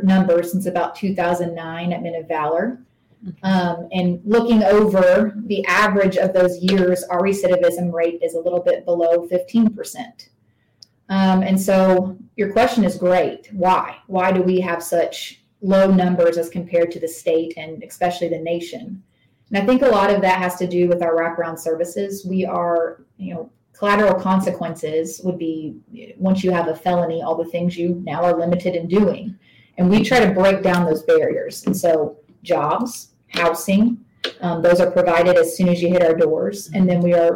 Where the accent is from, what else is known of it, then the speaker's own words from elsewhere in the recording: East Tennessee, United States; accent: twang; I'm from East Tennessee, so I'm going to keep my twang down as much as I can